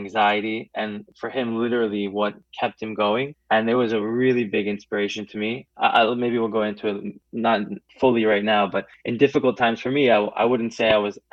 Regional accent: Florida, United States; I grew up in Florida

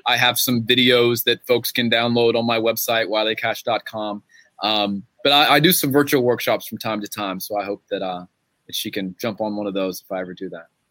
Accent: Gastonia, North Carolina, United States; my hometown of Gastonia

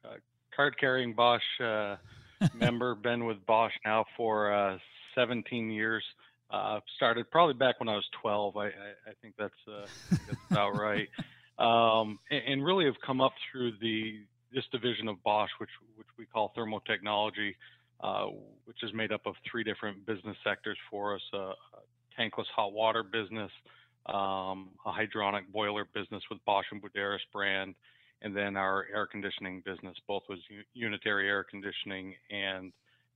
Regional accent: Vermont, United States; now in Dallas, United States; So I grew up in Vermont.

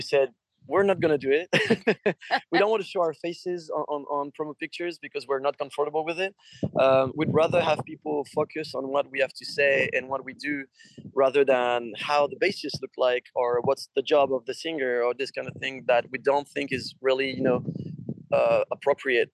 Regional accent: France; we're from Europe we're French

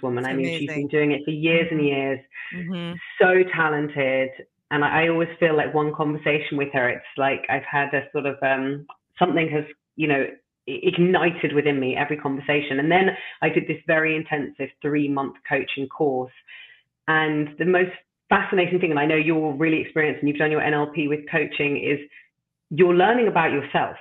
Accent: London, United Kingdom; moved away as an adult; now in Amsterdam, Netherlands; I'm originally from London. And as I mentioned to you just before, I've now been living in the beautiful city of Amsterdam for 11 years.

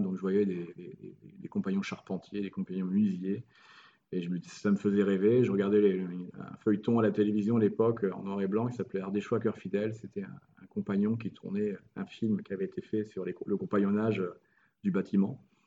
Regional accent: France; moved away as an adult; also born or lived in Montpellier / Morocco; now in Italy; on est français

